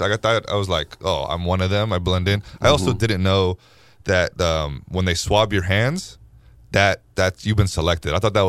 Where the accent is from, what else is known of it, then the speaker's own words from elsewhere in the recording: Oakland, California, United States; I was born in Oakland